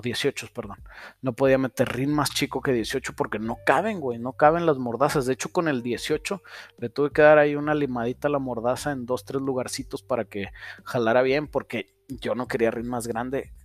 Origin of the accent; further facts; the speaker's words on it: Saltillo, Coahuila, Mexico; Aquí en Saltillo decimos que los de Monterrey son codos. Y luego en los chilangos dicen que los de Saltillo somos codos